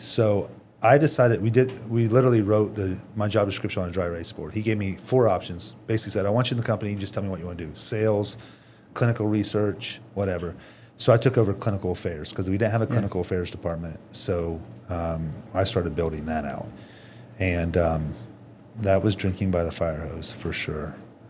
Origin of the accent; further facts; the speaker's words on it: Indiana, United States; I'm from Indiana.